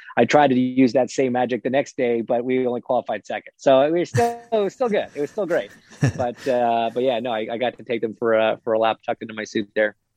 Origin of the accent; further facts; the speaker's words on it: Toronto, Ontario, Canada; I grew up in Canada, I grew up in Toronto